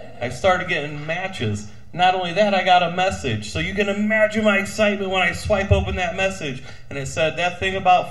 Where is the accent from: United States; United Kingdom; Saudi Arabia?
United States; South Bend, Indiana; I'm from South Bend